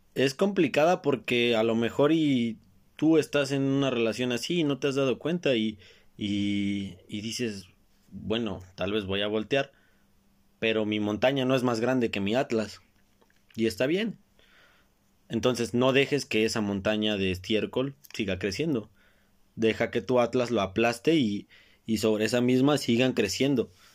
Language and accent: Spanish; Mexico; como buen mexicano que soy